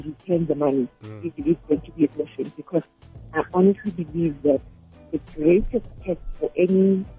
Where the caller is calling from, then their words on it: Benoni, Gauteng, South Africa; I'm calling from Benoni.